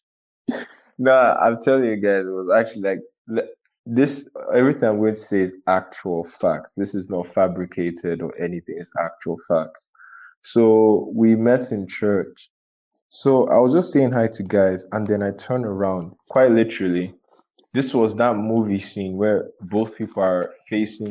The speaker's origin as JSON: {"language": "English", "country": "Nigeria", "said": "I'm Nigerian."}